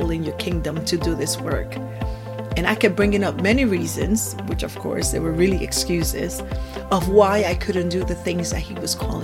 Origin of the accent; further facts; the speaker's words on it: San Juan, Puerto Rico; now in Florida, United States; I was born and raised in San Juan, Puerto Rico, and I currently reside in Florida